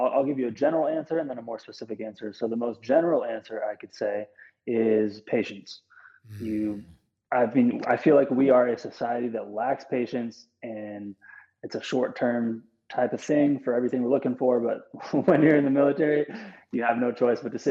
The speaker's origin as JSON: {"language": "English", "town": "Bremerton", "region": "Washington", "country": "United States", "said": "I'm from Bremerton, Washington"}